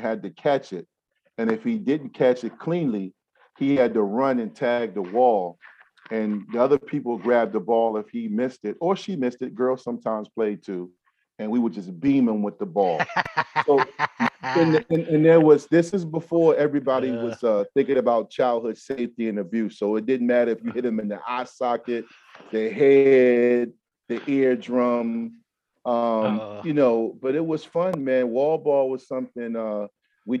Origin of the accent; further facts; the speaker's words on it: Newport News, Virginia, United States; also born or lived in Durham, North Carolina / Hampton, Virginia; they returned home, and I grew up in Newport News, and we moved to Hampton. So I grew up in Newport News and Hampton. So I'm a Tidewater guy